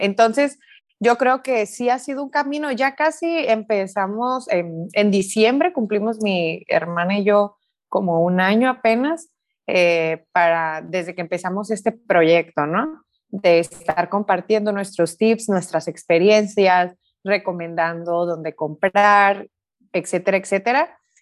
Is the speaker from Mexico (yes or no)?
yes; Sonora, Mexico; soy de Sonora, soy de una parte aquí en México que es desierto